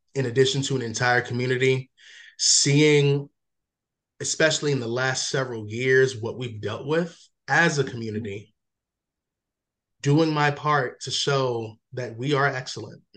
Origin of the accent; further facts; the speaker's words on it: Waldorf, Maryland, United States; also born or lived in Washington, District of Columbia, United States / Prince George's County, Maryland; Maryland, majority of my life, lived in PG for like 4 years, and then Charles County, Waldorf, Super Maryland